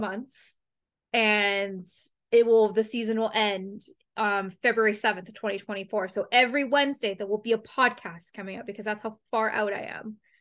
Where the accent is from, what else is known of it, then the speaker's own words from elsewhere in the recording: London, Ontario, Canada; moved away; this town loves hockey and that's, like, my hometown.